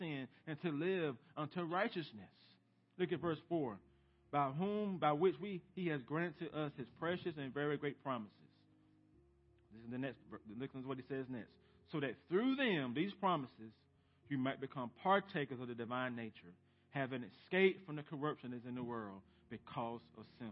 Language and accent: English; United States; As American Christians